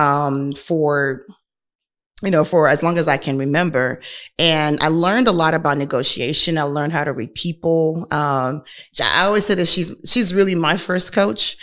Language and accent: English; Nigeria; moved away; I am a Nigerian, was born and raised in Nigeria.